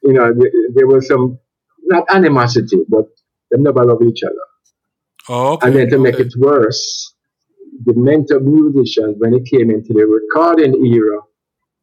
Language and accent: English; Jamaica